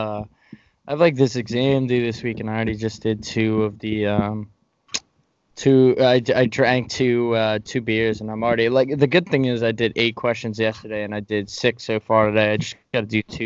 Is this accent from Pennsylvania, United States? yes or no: yes; Philadelphia, Pennsylvania, United States; also born or lived in Massachusetts; I'm from Philadelphia area, and I went to school for 4 years in Massachusetts